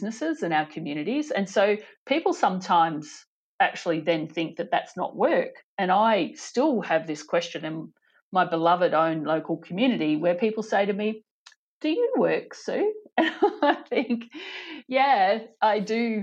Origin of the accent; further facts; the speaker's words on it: Chinchilla, Queensland, Australia; moved away as an adult; now in Western Australia, Australia; born and bred Chinchilla